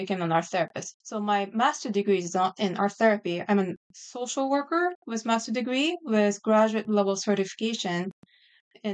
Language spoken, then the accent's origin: English; Japan; English is a second language; moved away as an adult; also born or lived in Washington, D.C. area; now in Virginia, United States; I grew up in Japan, right outside of Tokyo area.